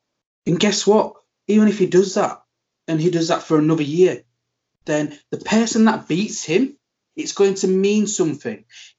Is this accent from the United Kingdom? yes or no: yes; England, United Kingdom; not dollar because I'm English